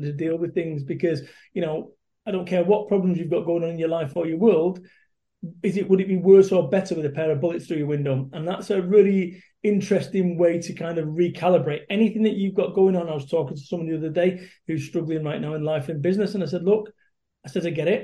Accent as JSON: {"language": "English", "town": "Salford", "region": "North West England", "country": "United Kingdom", "said": "I am a bum from Salford, Manchester, which is a rough old town"}